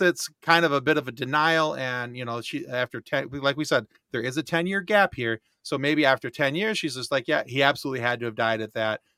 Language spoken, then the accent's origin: English; Michigan, United States; we're from Michigan